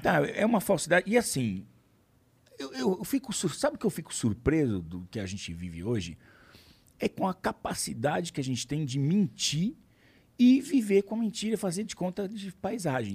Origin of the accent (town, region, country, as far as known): Brazil